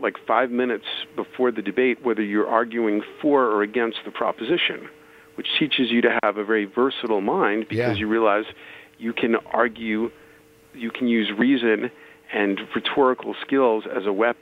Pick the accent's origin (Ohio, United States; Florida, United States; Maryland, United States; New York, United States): New York, United States; New York City; I'm a Jew from the Bronx